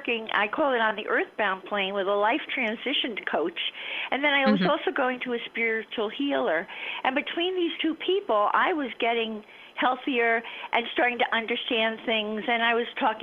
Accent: Miami, Florida, United States; I grew up in Miami.

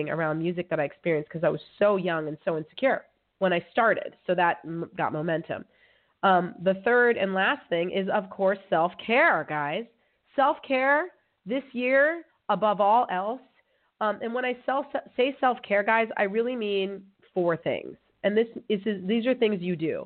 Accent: California, United States; moved away as an adult; now in Amsterdam, Netherlands; I'm from California. I'm a California girl.

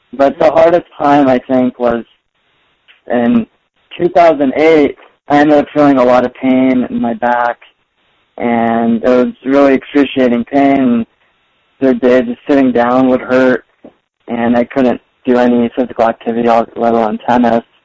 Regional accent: Torrance, California, United States; I've basically been born and raised in Southern California uh, throughout my entire life.

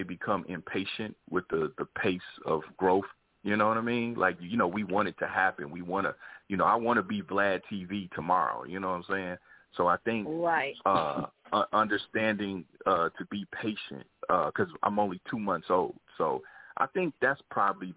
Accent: Kansas City, Missouri, United States; moved away as an adult; now in Los Angeles, United States; I moved to Los Angeles, because I'm originally from Kansas City, Missouri, so I moved to L.A. like 20 years ago

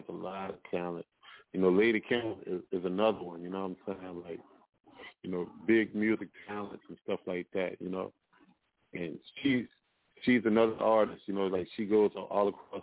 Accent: Kenner, Louisiana, United States; growing up in the Kenner area, New Orleans area

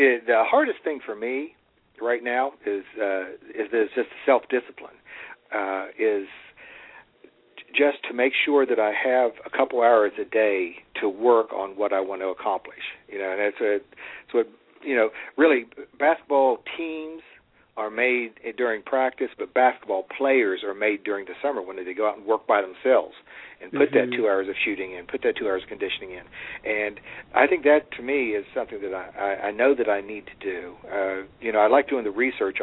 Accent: Fairmont, West Virginia, United States; now in Parkersburg, United States; I'm originally from Fairmont. I moved here to Parkersburg about 30 years ago.

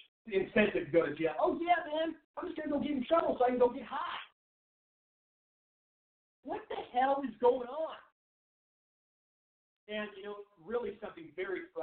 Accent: Seattle, Washington, United States; my home state of Washington, my home city of Seattle

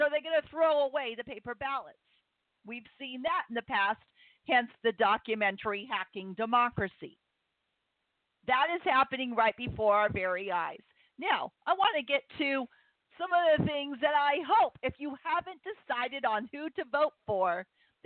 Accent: United States; I've enjoyed being an American my entire life

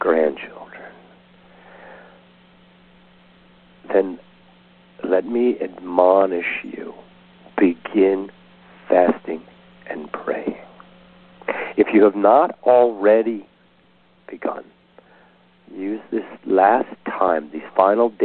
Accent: Southern California, United States; I'm from Southern California

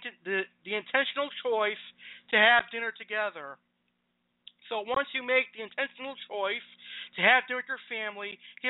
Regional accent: Massachusetts, United States; my home state of Massachusetts

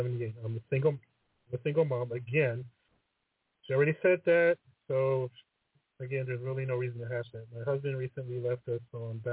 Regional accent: United States; I'm American

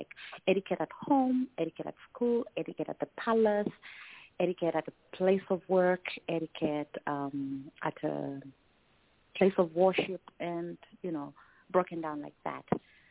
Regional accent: Lusaka, Lusaka Province, Zambia; first language Tumbuka; English is a second language; I was born and raised in the cosmopolitan city of Lusaka.

